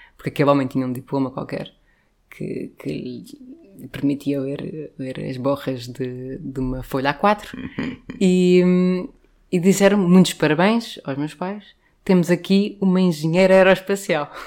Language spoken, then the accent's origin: Portuguese; Lisbon, Portugal; cresci no Príncipe Real